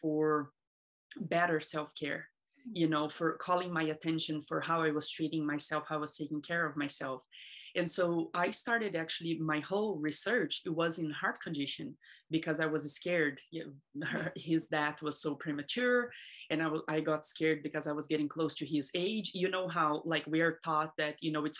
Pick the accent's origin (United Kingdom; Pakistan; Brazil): Brazil; now in United States; I was born in Brazil, and I come from a very abusive childhood